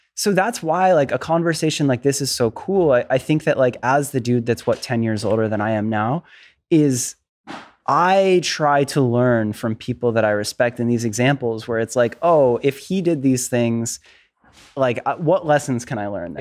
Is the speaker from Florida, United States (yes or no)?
yes; Florida, United States; I, I grew up in Florida. I was East Coast.